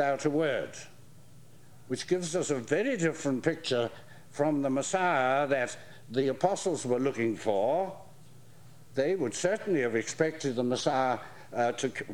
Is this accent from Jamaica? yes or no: no; England, United Kingdom; coming from England